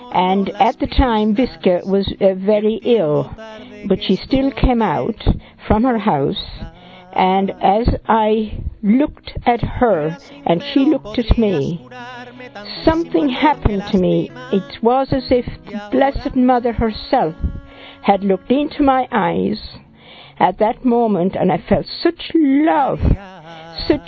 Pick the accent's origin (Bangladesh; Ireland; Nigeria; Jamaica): Ireland; I come from Ireland